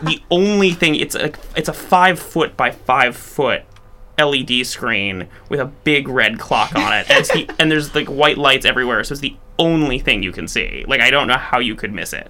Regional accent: Chicago, Illinois, United States; moved away as an adult; also born or lived in New York; i'm from Chicago, born and raised, uh, good Midwestern stock.

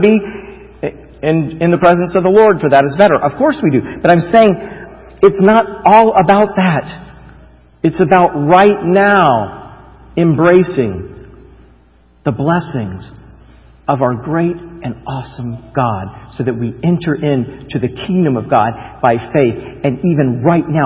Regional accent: United States; I would say, "America."

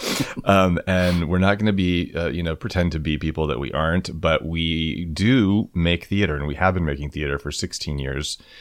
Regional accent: Kansas, United States; I'm from Kansas.

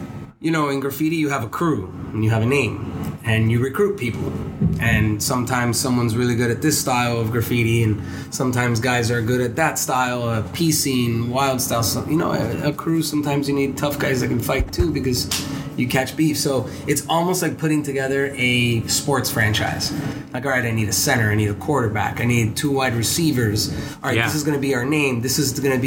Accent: Coral Gables, Florida, United States; I grew up in Coral Gables, which is, pretty nice neighborhood

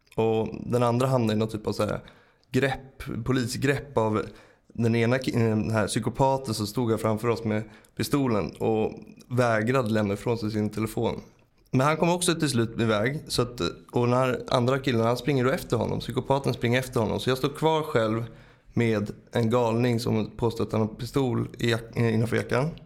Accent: Stockholm, Stockholm County, Sweden; jag kom från Bromma

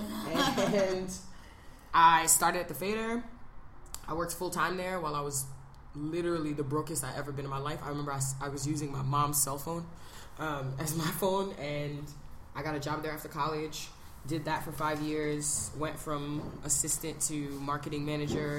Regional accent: New York City, New York, United States; I grew up in New York. I'm from Brooklyn. I'm from East Flatbush.

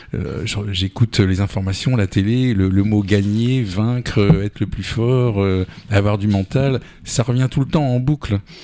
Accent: Paris region, Île-de-France, France; moved away as an adult; also born or lived in Amiens; now in Touraine, France; je suis né en 1960 et à partir de 1966, j'ai immigré donc en, région parisienne.

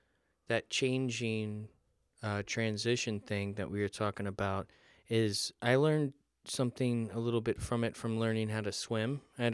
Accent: Florida, United States; I grew up in Florida near the beach, so it was very important that I learned to swim.

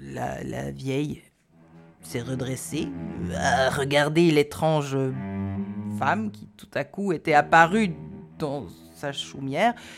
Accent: Neuchâtel, Switzerland; par chez nous, à Neuchâtel, on l'appelait la Rôde

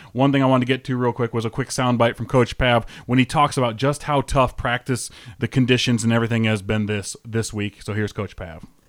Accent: North Iowa, United States; moved away; I'm from North Iowa originally.

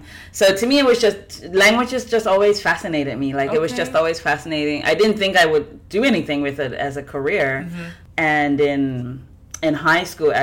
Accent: Bermuda; moved away as an adult; now in Puerto Rico; So I was born in Bermuda. I currently live in Puerto Rico. I've been here for 21

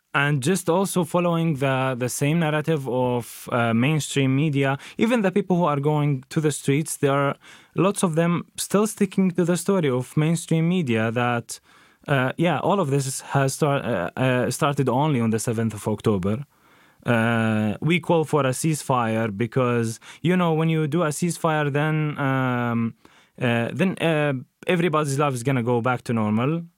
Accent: Jenin, West Bank, Palestine; moved away; also born or lived in Nazareth; was raised in Jenin, which is now in the occupied West Bank.

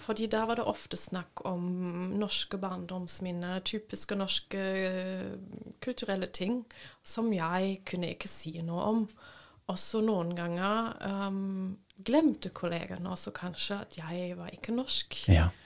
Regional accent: Papenburg, Lower Saxony, Germany; Norwegian is a second language; moved away as an adult; also born or lived in Berlin; now in Norway; Jeg ble født i Berlin, men vokste opp ved eh, grensen til Nederland. i i en liten bu som okay. heter Papenburg

